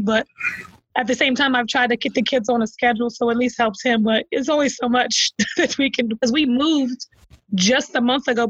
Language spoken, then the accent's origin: English; Penland, United States; And the house that like my girl Kristen Thompson, we grew up together in Penland.